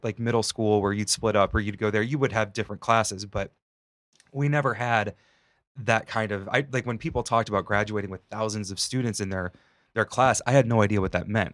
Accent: Northwest Ohio, United States; moved away; I grew up in Northwest Ohio, it was very rural

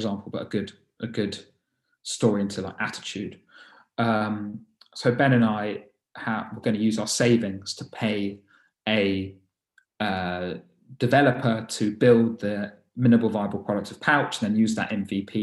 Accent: London, United Kingdom; I was born and raised in London

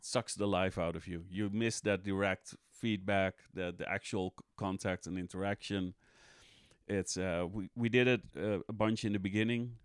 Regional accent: Amsterdam, North Holland, Netherlands; I'm Dutch, I'm from the Netherlands, Amst-, Amsterdam originally.

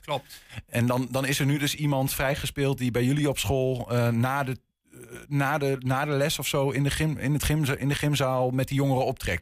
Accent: Enschede, Overijssel, Netherlands; ik ben gewoon opgegroeid in Enschede.

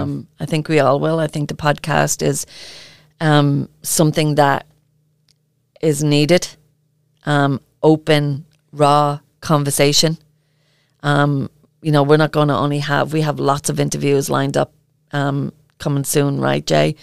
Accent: Ireland; accent: Irish; my Irish accent

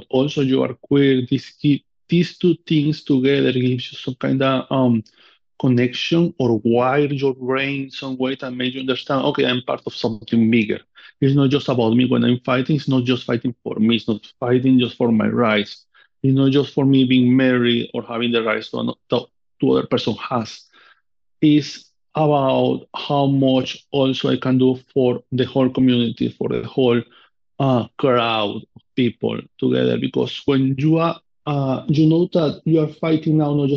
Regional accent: Amazonas, Venezuela; English is a second language; moved away as an adult; now in United States; from where I come from Venezuela, from South America

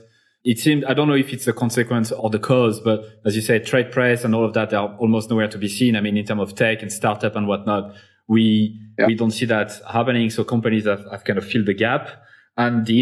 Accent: Clermont-Ferrand, Auvergne-Rhône-Alpes, France; a company from my hometown, actually, Michelin

